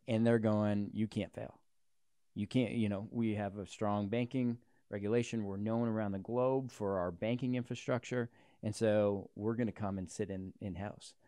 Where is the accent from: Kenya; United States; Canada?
Canada; as a Canadian